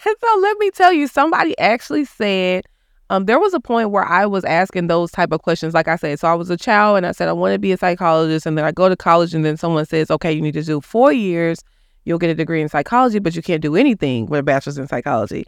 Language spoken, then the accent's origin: English; Dallas, Texas, United States; I grew up in Oak Cliff.